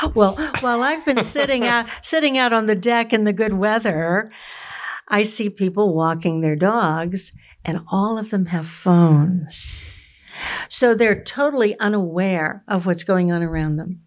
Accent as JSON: {"language": "English", "region": "Florida", "country": "United States", "tie": "born or raised there", "said": "I grew up in Florida where you have really good oranges."}